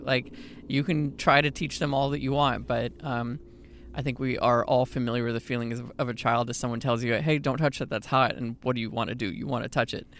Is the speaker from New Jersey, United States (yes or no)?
no; Houston, Texas, United States; moved away as an adult; I also actually was born Houston, so, uh, and lived in Texas most of my life